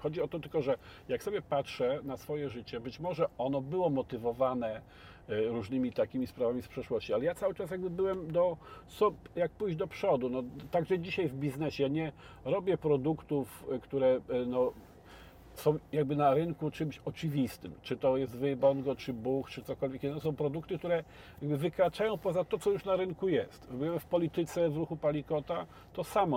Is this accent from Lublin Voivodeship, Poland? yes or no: yes; Biłgoraj, Lublin Voivodeship, Poland; moved away; ja pochodzę z Biłgoraja, z takiego miasteczka